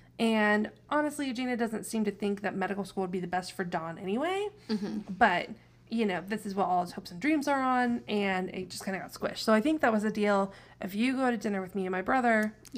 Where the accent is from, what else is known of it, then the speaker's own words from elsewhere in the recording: Midwest, United States; We're from the Midwest.